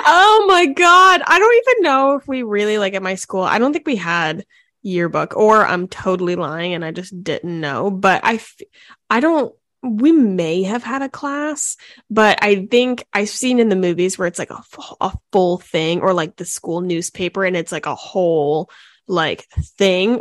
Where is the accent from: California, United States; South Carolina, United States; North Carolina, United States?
South Carolina, United States; Charleston; also born or lived in Fort Mill, South Carolina; I was born in Charleston, then we went to school there, then we moved back.